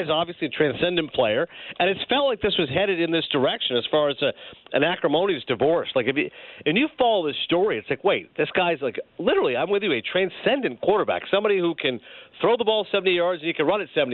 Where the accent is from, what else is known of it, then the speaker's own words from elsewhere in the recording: Canada; growing up in Canada